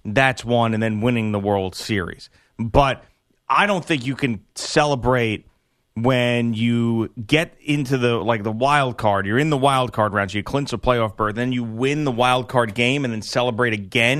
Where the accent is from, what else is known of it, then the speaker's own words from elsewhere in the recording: Bellport, New York, United States; I'm really from Belport